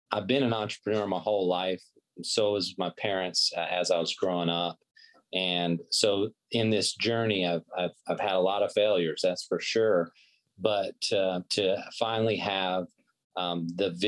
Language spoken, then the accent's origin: English; Pensacola, Florida, United States; my hometown of Pensacola, Florida